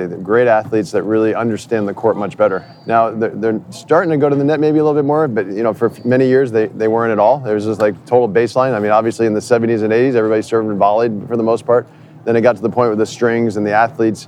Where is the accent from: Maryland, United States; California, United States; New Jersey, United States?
New Jersey, United States; also born or lived in New York / Canada; I'm from New Jersey